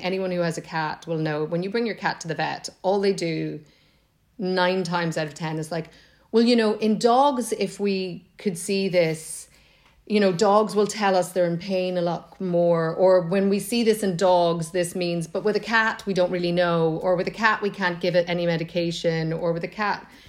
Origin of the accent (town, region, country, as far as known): Monaghan, Ulster, Ireland